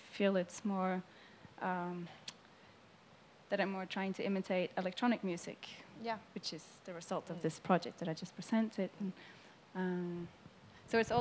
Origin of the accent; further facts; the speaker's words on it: Norway; I'm Norwegian